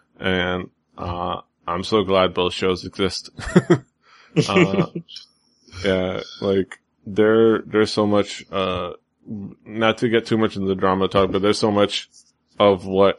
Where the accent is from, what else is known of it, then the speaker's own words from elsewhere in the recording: Miami, Florida, United States; I'm from Miami.